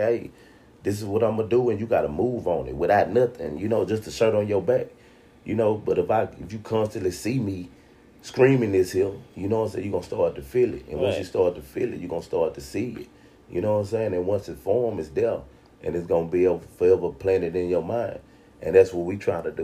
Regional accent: United States; I'm from the southeast side, from Sunnyside

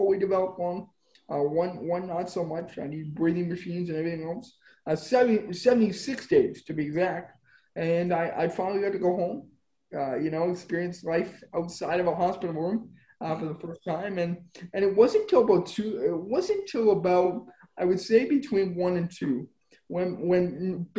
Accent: Spruce Grove, Alberta, Canada; also born or lived in Edmonton, Alberta; I'm born in Edmonton, Alberta. I grew up in Spruce Grove, Alberta, about 15 minutes west

